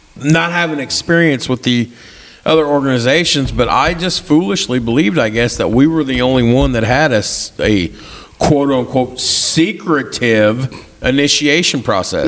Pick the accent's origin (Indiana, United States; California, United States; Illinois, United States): Indiana, United States; Birdseye; I grew up in Birdseye